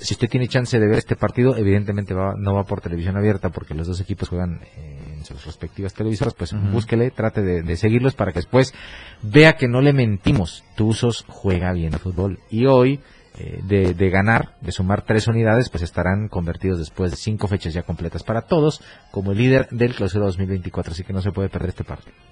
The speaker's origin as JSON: {"language": "Spanish", "country": "Mexico", "said": "nosotros continuamos con esta idea de que somos el gigante de la CONCACAF"}